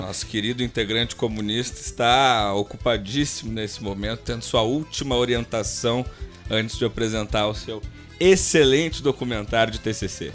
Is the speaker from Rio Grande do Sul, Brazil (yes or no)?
yes; Gaúcho, Rio Grande do Sul, Brazil; como gaúcho brasileiro